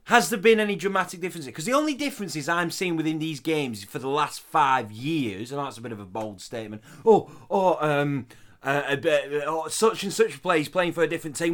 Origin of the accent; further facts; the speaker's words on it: the north of England, United Kingdom; accent: northern; my northern accent